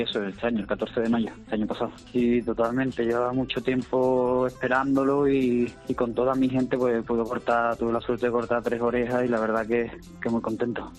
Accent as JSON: {"language": "Spanish", "town": "Cañada Rosal", "region": "Andalusia", "country": "Spain", "tie": "born or raised there", "said": "debuté con caballos el 14 de, 14 de mayo en mi pueblo, en Cañada Rosal"}